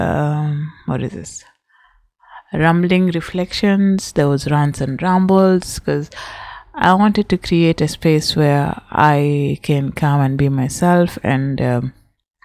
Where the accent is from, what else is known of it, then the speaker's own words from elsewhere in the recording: Kenya; I am from Kenya. I speak Swahili.